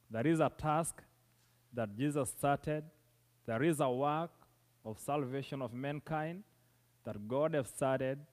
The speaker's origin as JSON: {"language": "English", "region": "southern Kenya", "country": "Kenya", "said": "I come from Kenya, that is East Africa, from a community of a people called the Maasais, who live in the southern part of Kenya"}